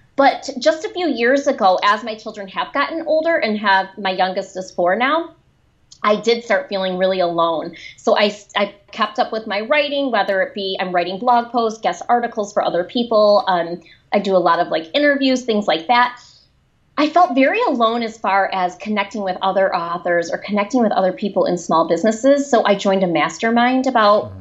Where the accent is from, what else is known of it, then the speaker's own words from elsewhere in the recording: a town outside of Detroit, Michigan, United States; accent: Michigan; I grew up in a, a town outside of Detroit